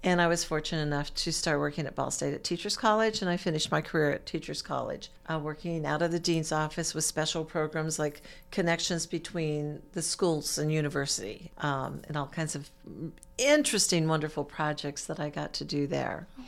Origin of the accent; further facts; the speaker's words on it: Stockton, California, United States; moved away as an adult; also born or lived in Monterey Bay area, California / Maine / Iowa; now in Muncie, United States; I was, uh, born and raised in California. I'm a California girl